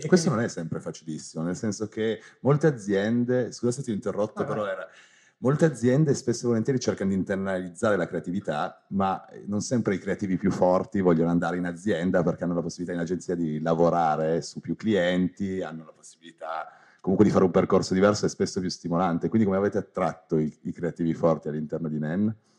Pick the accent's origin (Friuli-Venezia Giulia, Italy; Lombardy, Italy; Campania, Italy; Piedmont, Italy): Piedmont, Italy; Turin; io sono di Torino